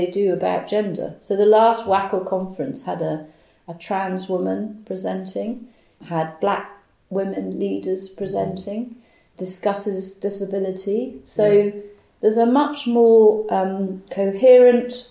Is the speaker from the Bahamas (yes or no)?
yes; Bahamas; moved away; I was brought up in the Bahamas